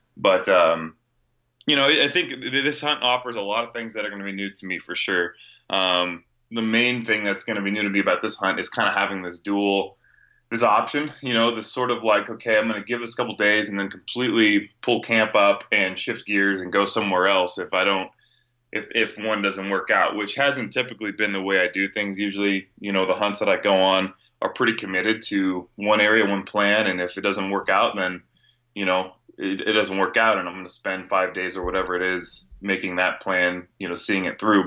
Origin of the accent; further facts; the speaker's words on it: Northern California, United States; moved away as an adult; now in Phoenix, United States; I grew up, born and raised in Northern California